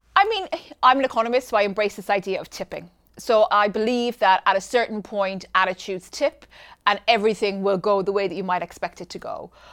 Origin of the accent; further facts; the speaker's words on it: Ireland; I come from Ireland. I was born in the eighties.